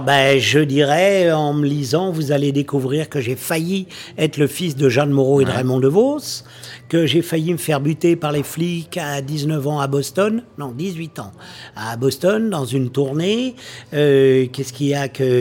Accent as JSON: {"language": "French", "town": "Maisons-Alfort", "region": "Île-de-France", "country": "France", "said": "je viens de la banlieue, de Maison-Alfort"}